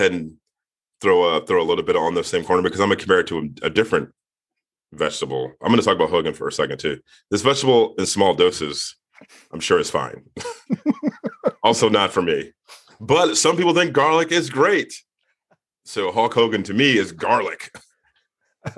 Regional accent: Virginia, United States; moved away; also born or lived in Tennessee; growing up in the South in Virginia and living in Tennessee

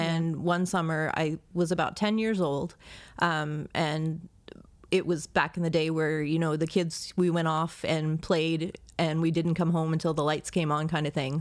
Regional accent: Baltimore, Maryland, United States; I grew up in Baltimore, Maryland.

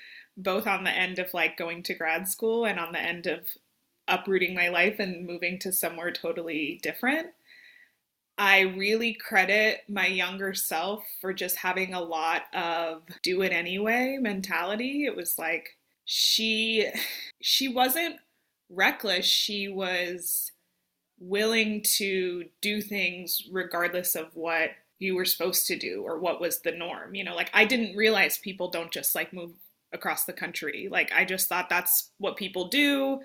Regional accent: Las Vegas, Nevada, United States; moved away as an adult; also born or lived in Phoenix, Arizona / Minneapolis, Minnesota; now in Arkansas, United States; I'm here in Arkansas by way of Minnesota, but I'm originally from Vegas, and like trying to kind of give that history. But yeah, I moved to Minneapolis, Minnesota in 2015. to go to grad school.

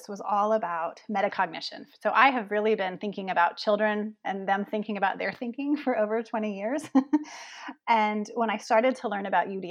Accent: Gainesville, Florida, United States; moved away as an adult; also born or lived in Denver, Colorado / Framingham, Massachusetts; I made my way back home to my hometown here in Gainesville, Florida

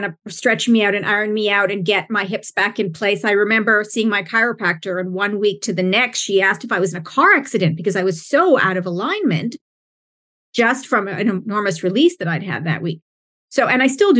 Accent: Alberta, Canada; moved away; I'm actually from Alberta. So I got the mountains, and my family's from BC, British Columbia

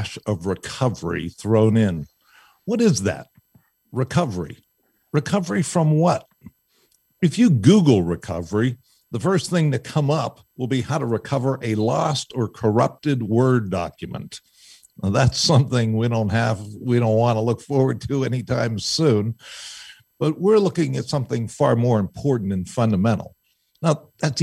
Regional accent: Pittsburgh, Pennsylvania, United States; I'm from Pittsburgh

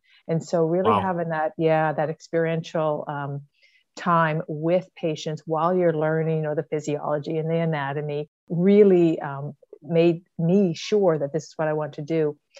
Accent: Ontario, Canada; born there; now in Ottawa, Canada; I was born in Ontario, which is one of the largest provinces in Canada. And my dad was a Royal Canadian Mounted Police officer.

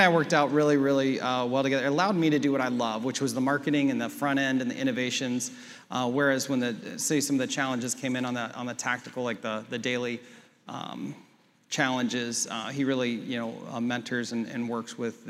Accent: Columbus, Ohio, United States; moved away as an adult; now in Cleveland, United States; I grew up in Columbus, so I didn't know anyone in Cleveland.

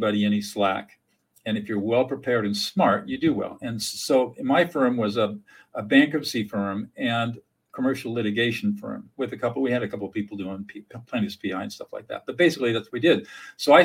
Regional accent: Southern California, United States; also born or lived in Fresno; I grew up in Southern California in affluence

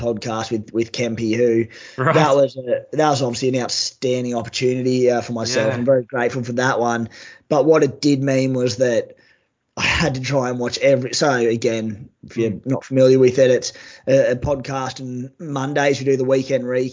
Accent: Cooma, New South Wales, Australia; accent: bogan; moved away; also born or lived in Sydney / Wollongong; I'm from Cooma, New South Wales, a small country town. Obviously sound like a bit of a bogan when I speak.

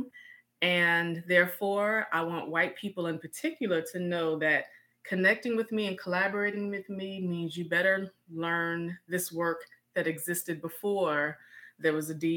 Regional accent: Richmond, Virginia, United States; I am born and raised in Richmond, Virginia, second capital of the Confederacy

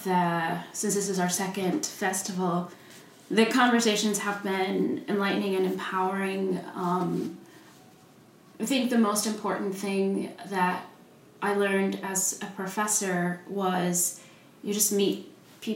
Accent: Oklahoma City, Oklahoma, United States; moved away as an adult; also born or lived in Wheaton, Illinois; I grew up in Oklahoma

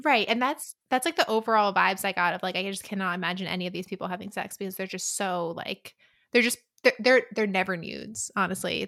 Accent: United States; I'm American.

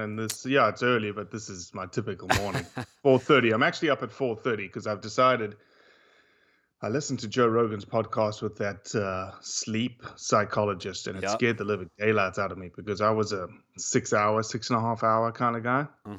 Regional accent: Johannesburg, Gauteng, South Africa; moved away as an adult; because I was raised in Johannesburg, 8.5 million people, mm-hmm. until I was 24.

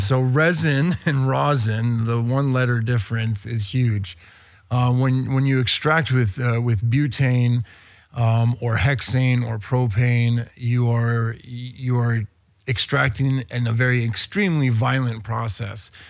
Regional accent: Spain; also born or lived in New York; now in Los Angeles, United States; I was born in New York, emigrated to Spain when I was very young. I was eight. Having grown up in Spain

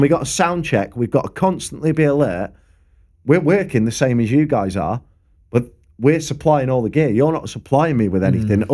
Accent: Preston, North West England, United Kingdom; I'm from Preston.

